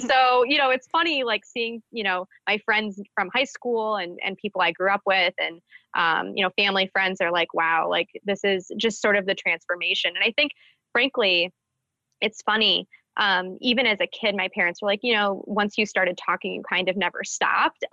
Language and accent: English; Birmingham, Michigan, United States; in Birmingham in my hometown